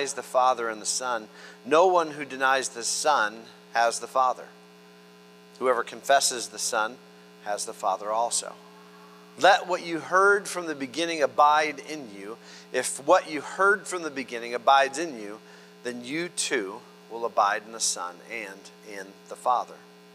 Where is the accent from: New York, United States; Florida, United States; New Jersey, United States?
Florida, United States; We're from Florida